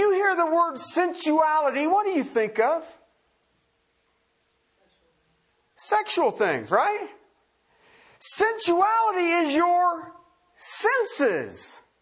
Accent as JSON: {"language": "English", "region": "southern Ohio", "country": "United States", "tie": "born or raised there", "said": "I grew up in the Rust Belt. I grew up in car country. I was in southern Ohio"}